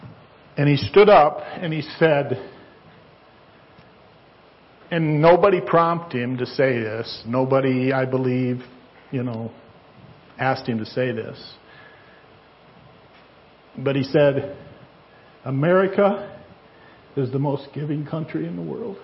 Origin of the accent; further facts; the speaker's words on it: United States; I'm an American